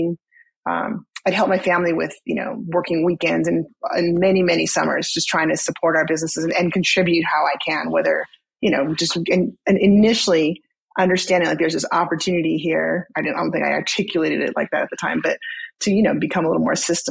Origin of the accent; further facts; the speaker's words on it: Southern California, United States; I grew up in Southern California